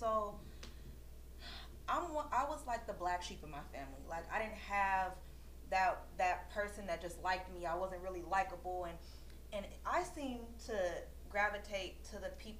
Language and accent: English; Oakland, California, United States; So I'm from East Oakland